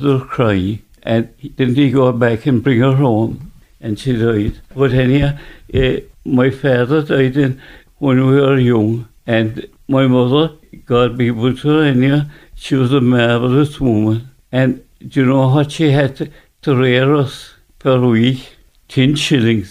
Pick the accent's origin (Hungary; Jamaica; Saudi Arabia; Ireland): Ireland; Fernands, County Cork, Munster; I was born in Inachshenvie, Fernands